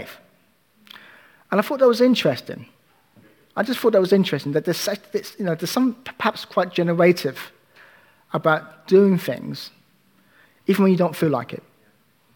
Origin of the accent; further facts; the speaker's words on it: United Kingdom; As British people